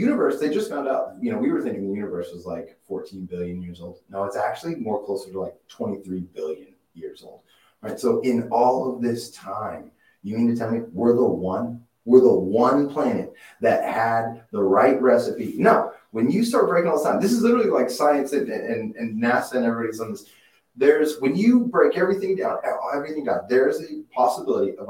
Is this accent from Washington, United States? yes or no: no; Duncan, Oklahoma, United States; moved away as an adult; also born or lived in New York City; now in Los Angeles, United States; I was born in Duncan, we call it Duncan, America. There's nothing out there, but just oil fields and people